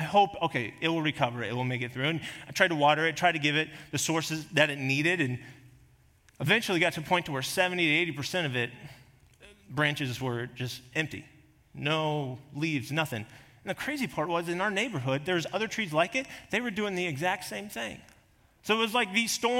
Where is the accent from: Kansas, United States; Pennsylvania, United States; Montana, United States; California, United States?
Kansas, United States; now in South Dakota, United States; I grew up in Kansas, there was always plenty of trees